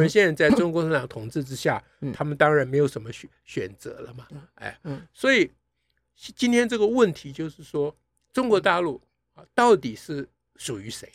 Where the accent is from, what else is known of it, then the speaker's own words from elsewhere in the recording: Taiwan; 我们台湾人